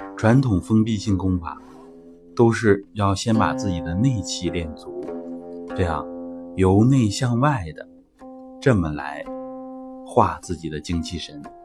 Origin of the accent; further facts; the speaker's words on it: China; 我们中国人的核心思想其实就是天人合一